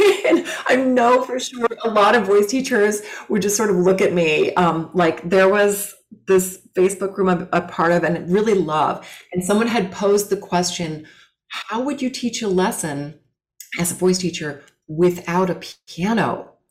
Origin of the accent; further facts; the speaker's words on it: Los Angeles, California, United States; I grew up in California LA, um, really cool like beach surfer town